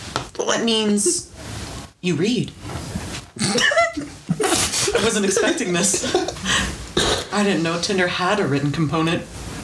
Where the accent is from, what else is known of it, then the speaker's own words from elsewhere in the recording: Texas, United States; I'll probably call you ma'am at some point, because I'm from Texas and I can't help it.